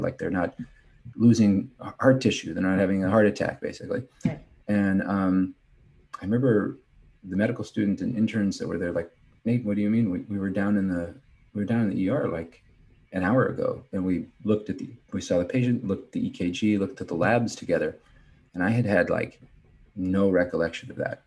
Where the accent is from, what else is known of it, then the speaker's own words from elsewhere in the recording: Kansas City, United States; moved away as an adult; also born or lived in Cleveland, Ohio; I'm from Kansas City